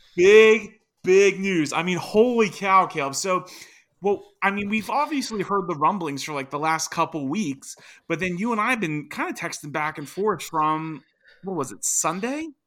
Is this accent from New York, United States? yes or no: no; Virginia, United States; my home state right now, Virginia